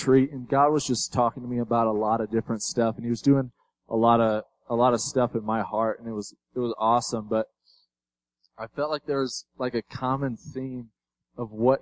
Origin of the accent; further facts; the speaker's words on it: Chicago, Illinois, United States; I'm from Chicago